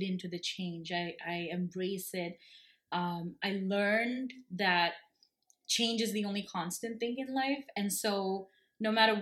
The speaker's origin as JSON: {"language": "English", "region": "Kerala", "country": "India", "tie": "born or raised there", "also_born_or_lived": "Bangalore / United States", "moved": "yes", "lives_now": "Canada", "said": "I grew up in God's own country, and that's Kerala."}